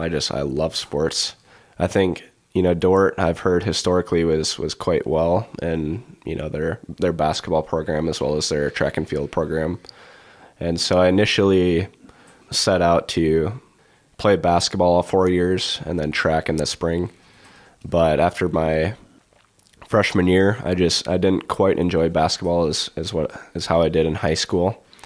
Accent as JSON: {"language": "English", "region": "Iowa", "country": "United States", "tie": "born or raised there", "said": "You know, growing up in the Siouxland Conference, you obviously, you know, you had Cade Bleeker, you had, you know, Jacob Viss from Western Christian."}